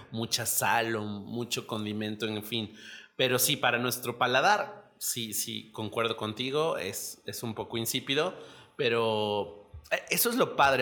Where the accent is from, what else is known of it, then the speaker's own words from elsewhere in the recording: Mexico; aquí en México